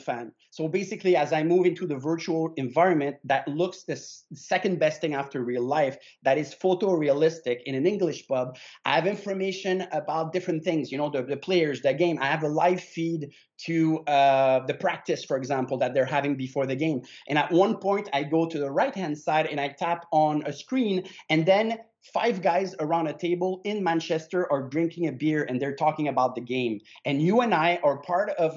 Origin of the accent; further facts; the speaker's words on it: Canada; My family is Italian. I'm Canadian 100%